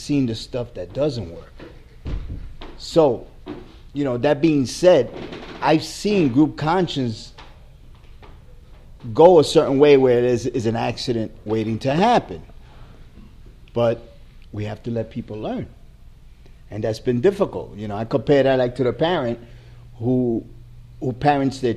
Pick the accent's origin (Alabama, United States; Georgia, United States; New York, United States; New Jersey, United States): New York, United States; I'm from New York.